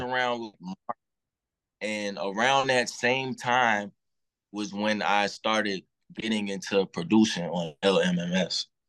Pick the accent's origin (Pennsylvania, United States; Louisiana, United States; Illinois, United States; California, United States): Illinois, United States; Chicago; I'm from Chicago, uh, from the low end part